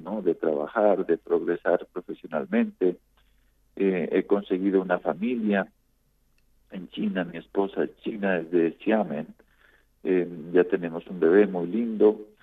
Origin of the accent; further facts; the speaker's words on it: Colombia; de Colombia